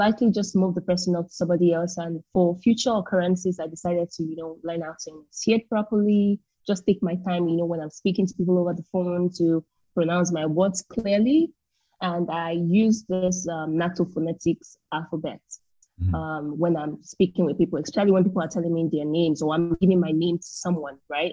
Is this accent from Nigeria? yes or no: yes; Nigeria; moved away as an adult; That's the main language that we use to communicate in Nigeria. That was the language that was used to, that was trained on while I was in primary school, secondary school, university.